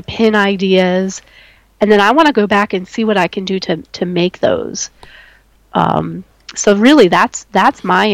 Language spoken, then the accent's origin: English; New England, United States; moved away; I grew up in New England, in the New England area in the United States.